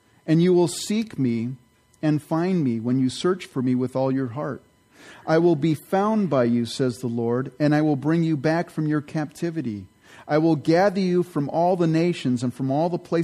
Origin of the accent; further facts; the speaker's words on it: Canada; now in United States; I was born in Canada, and I used to have an alien card, I was a resident alien